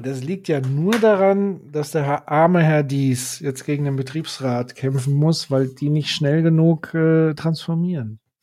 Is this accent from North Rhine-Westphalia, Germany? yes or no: no; Würzburg, Bavaria, Germany; hier in meiner Heimatstadt Würzburg